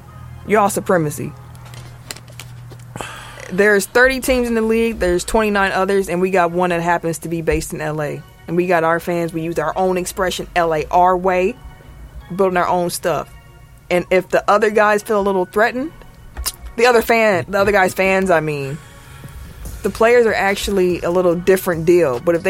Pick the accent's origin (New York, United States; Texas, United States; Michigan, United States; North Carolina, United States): Michigan, United States; Detroit; I never been to a place where you had two teams in the town. I'm from Detroit. Everyone a Pistons fan.